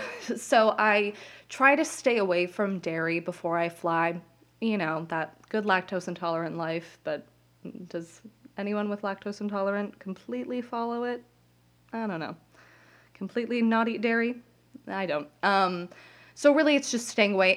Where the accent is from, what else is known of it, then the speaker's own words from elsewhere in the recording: Las Vegas, Nevada, United States; moved away as an adult; now in New Jersey, United States; I go to school in New Jersey, and I'm from Las Vegas